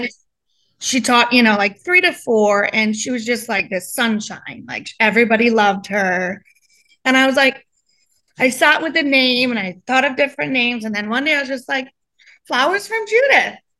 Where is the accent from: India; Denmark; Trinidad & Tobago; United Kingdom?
Trinidad & Tobago; now in Coral Springs, United States; I grew up in the islands. I grew up in Trinidad